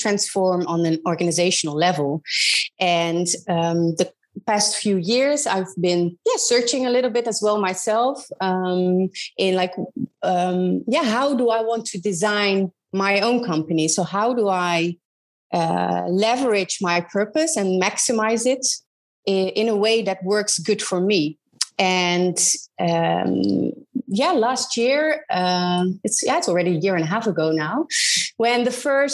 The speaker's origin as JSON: {"language": "English", "country": "Netherlands", "tie": "born or raised there", "said": "I am originally from Holland, where I grew up in a really small town in the middle of the Netherlands"}